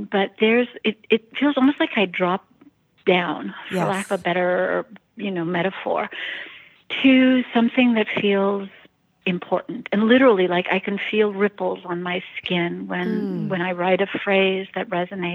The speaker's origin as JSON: {"language": "English", "town": "San Francisco", "region": "California", "country": "United States", "tie": "born or raised there", "said": "I was raised in San Francisco"}